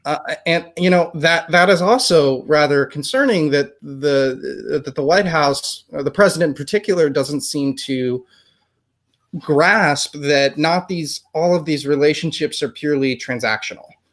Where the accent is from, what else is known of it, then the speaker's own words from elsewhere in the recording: United States; we are from the United States